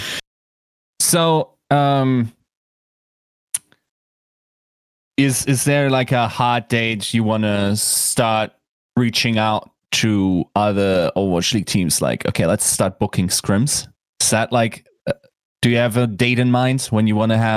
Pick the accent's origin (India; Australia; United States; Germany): Germany; English is a second language